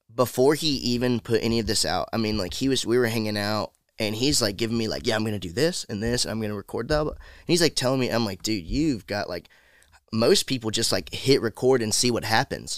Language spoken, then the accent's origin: English; about an hour from Atlanta, Georgia, United States; moved away as an adult; now in Nashville, United States; I'm like an hour or so Okay. from Atlanta